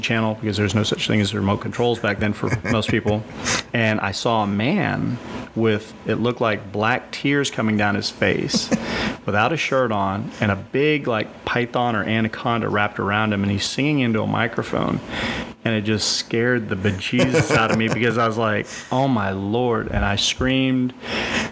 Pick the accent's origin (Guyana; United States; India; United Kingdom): United States; Texas; born or raised there; also born or lived in Lowell, Massachusetts